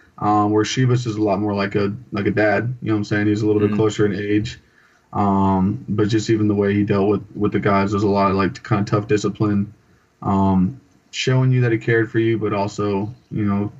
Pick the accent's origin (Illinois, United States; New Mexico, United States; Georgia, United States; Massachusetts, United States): New Mexico, United States; Albuquerque; born there; also born or lived in California / Montana; So I was born in Albuquerque, New Mexico, when my dad was stationed at Kirkland Air Force Base.